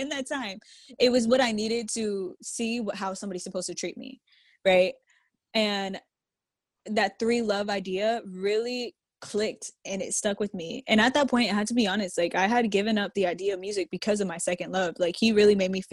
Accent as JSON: {"language": "English", "town": "Jacksonville", "region": "Florida", "country": "United States", "tie": "born or raised there", "also_born_or_lived": "Massachusetts", "said": "We moved here whenever I was a kid, into Jacksonville."}